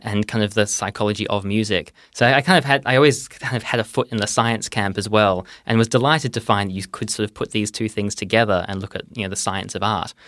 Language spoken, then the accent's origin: English; Perth, Western Australia, Australia; moved away as an adult; now in Oxford, United Kingdom; I am originally from Perth